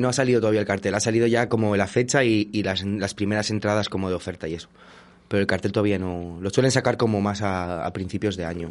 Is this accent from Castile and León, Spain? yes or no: yes; Valladolid, Castile and León, Spain; also born or lived in Portugal; yo soy de Valladolid, he estado viviendo un tiempo fuera en Portugal